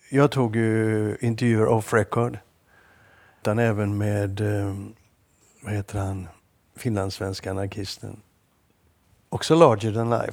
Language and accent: Swedish; Gothenburg, Västra Götaland, Sweden; moved away; also born or lived in Stockholm / Lund / Malmö